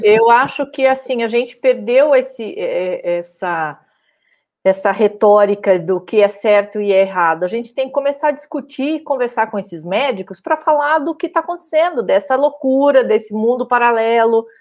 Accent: Araraquara, São Paulo, Brazil; moved away; na minha cidade natal, que era é Naquara

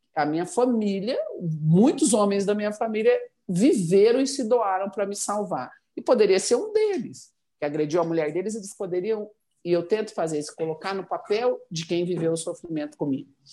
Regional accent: Cianorte, Paraná, Brazil; moved away as an adult; also born or lived in Curitiba; now in Goiânia, Brazil; eu nasci no Paraná e renasci em chão goiano. Eu fui transferida é, de Curitiba para Goiânia é, no dia 10 de fevereiro de 86

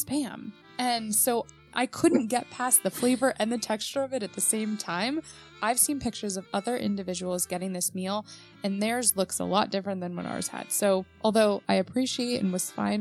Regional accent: New York, United States; I grew up in New York

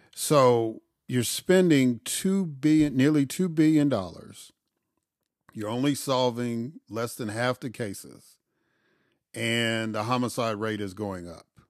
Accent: Chicago, Illinois, United States; moved away; I grew up in Auburn, Gresham, in, in Chicago

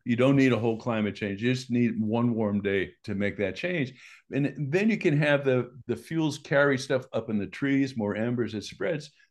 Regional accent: Boston, Massachusetts, United States; moved away; I grew up in Boston

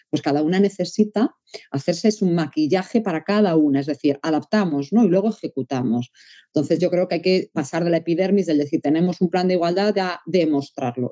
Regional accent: Galicia, Spain; como buena gallega que soy

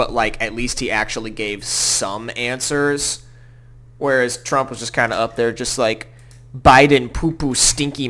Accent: Smyrna, Tennessee, United States; also born or lived in Nashville, Tennessee; I'm from South Nashville. That's where I was born at, and then I was raised in Smyrna

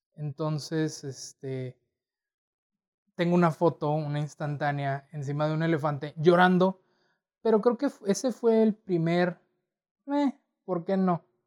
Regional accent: Torreón, Coahuila, Mexico; nacido, nacido y crecido en Torreón, Coahuila

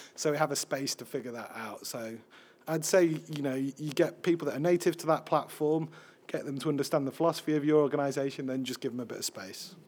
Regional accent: Sheffield, Yorkshire and the Humber, United Kingdom; I'm a middle-aged white man, even though I'm from Sheffield

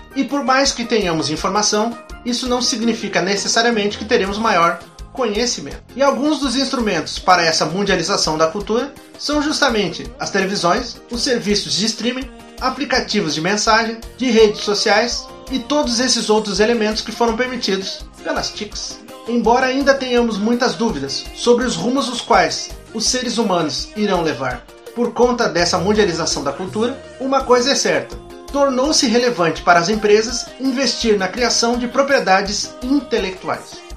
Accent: Brazil; nós próprios, enquanto brasileiros

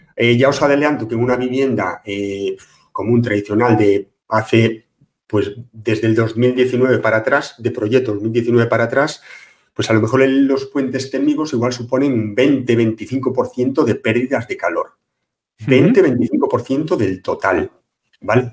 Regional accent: Pontevedra, Galicia, Spain; Colegio de Aparejadores de Pontevedra, de donde soy yo

